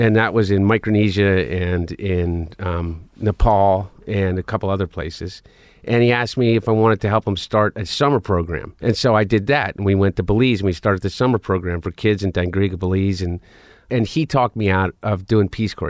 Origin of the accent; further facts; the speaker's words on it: Delaware, United States; we grew up in Delaware.